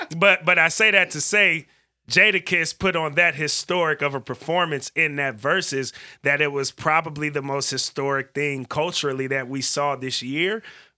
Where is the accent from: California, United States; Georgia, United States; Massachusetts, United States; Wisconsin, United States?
California, United States; Vallejo; we from Valero.